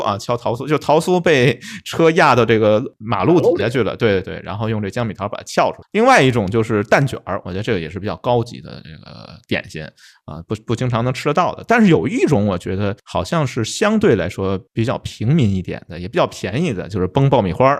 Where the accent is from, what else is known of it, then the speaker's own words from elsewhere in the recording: Beijing, China; 用我们北京话说拿勺蒯